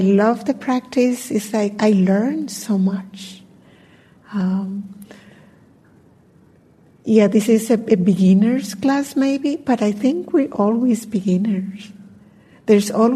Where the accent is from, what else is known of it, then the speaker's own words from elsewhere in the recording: Colombia; I'm from Colombia